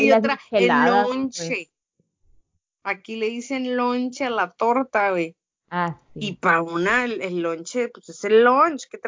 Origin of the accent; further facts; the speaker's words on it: Sinaloa, Mexico; moved away; en Sinaloa también decimos refresco, no decimos soda. Pues yo creo que ya porque estamos más para arriba